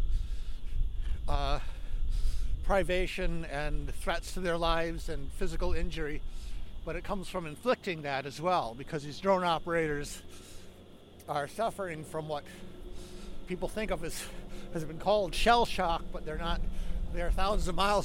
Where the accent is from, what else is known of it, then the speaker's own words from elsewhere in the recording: United States; as an American, I was the only American in that group